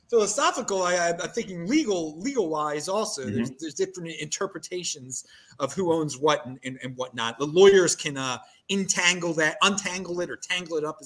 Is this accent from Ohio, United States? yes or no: no; Baltimore, Maryland, United States; accent: Baltimore; I'm from Baltimore and I've got a Baltimore accent